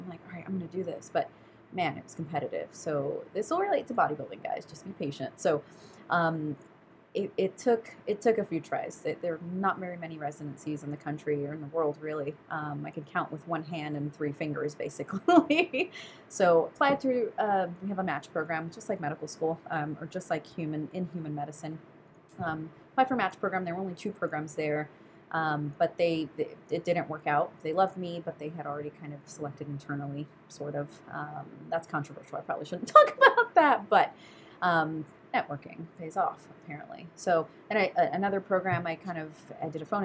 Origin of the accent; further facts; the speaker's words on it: New York City, New York, United States; moved away as an adult; also born or lived in St. Kitts / Minnesota; I moved back to New York City, where I'm from